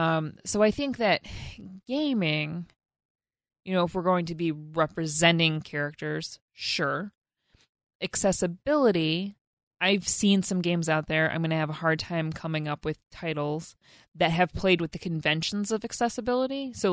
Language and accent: English; Wisconsin, United States; accent: Wisconsin; When I get stressed out, my Wisconsin accent comes in, and I can't do that today.